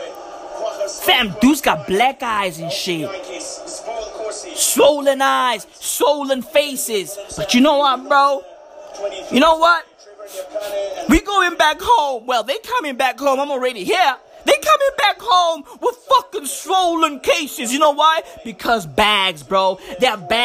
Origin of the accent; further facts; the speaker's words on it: South Africa; me as a South African kid